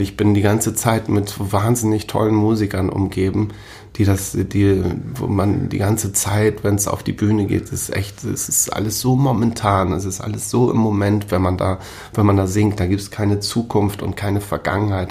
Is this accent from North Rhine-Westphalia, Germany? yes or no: no; Großhansdorf, Schleswig-Holstein, Germany; also born or lived in Hamburg / Siek; ich bin dann gleich vom Marienkrankenhaus raus äh, nach Sieg, das, äh, den, das ist ein umliegendes Dorf hier